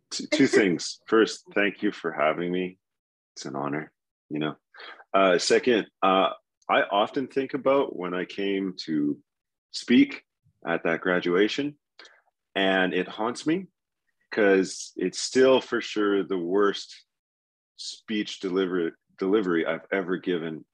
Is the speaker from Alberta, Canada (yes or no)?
yes; Red Deer, Alberta, Canada; moved away as an adult; also born or lived in Winnipeg / Ottawa; now in Calgary, Canada; I grew up in Red Deer, Alberta, and uh, you notice, I'm not there anymore